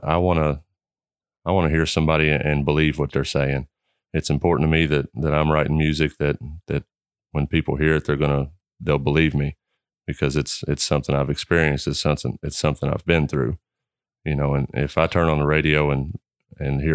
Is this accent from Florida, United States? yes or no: no; Henry County, Kentucky, United States; I grew up in Henry County. I've been there my whole life